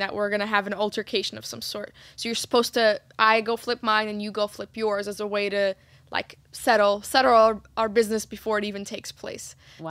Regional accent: Egypt; my mom, growing up in Egypt, we'd sweep my dad's workshop because he's a carpenter

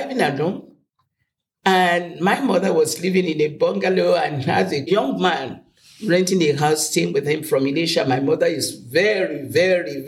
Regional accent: Ado Ekiti, Ekiti, Nigeria; moved away as an adult; also born or lived in England; I was born in Ado Ekiti, August 24, 1935

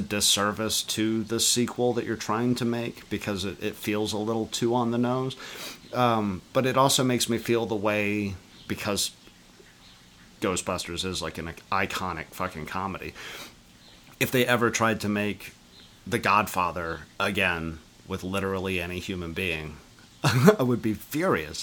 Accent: Canada; coming out to you guys as Canadian

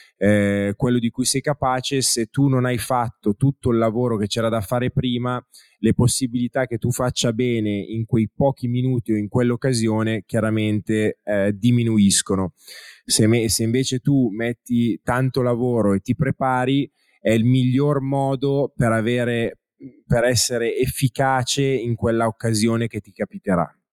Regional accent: Italy; accent: Italian; il mio accento italianeggiante

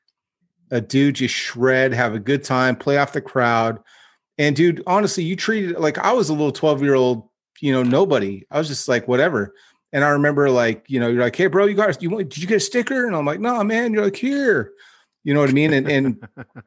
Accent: Northern California, United States; I grew up in NorCal

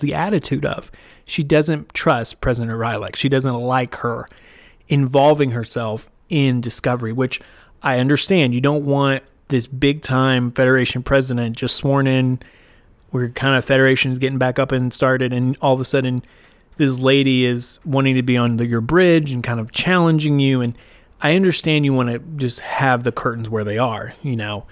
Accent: United States; as an American

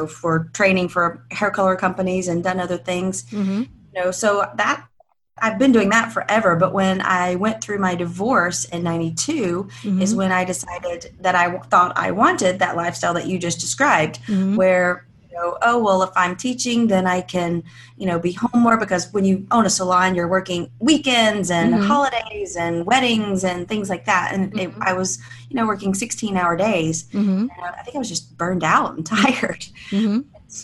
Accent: Alabama, United States; It's everything that you kind of think small town life in Alabama would be. You know, I lived in this really safe small town

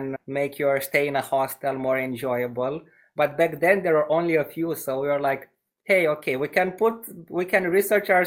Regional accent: Romania; I had the chance to grow up in this city, which is smaller. It has 100,000 inhabitants in Romania.

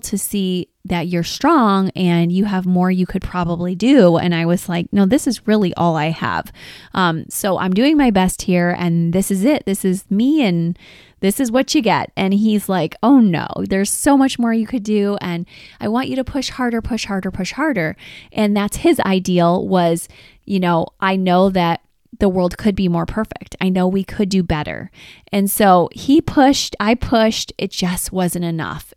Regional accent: Detroit, Michigan, United States; we are from Detroit

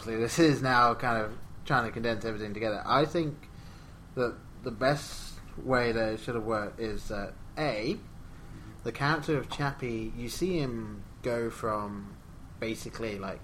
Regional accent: England, United Kingdom; Growing up in England

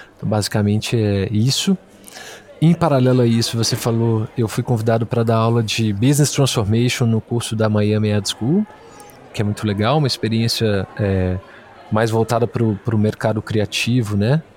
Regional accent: Belo Horizonte, Minas Gerais, Brazil; also born or lived in Rio de Janeiro; sou mineiro de Belo Horizonte

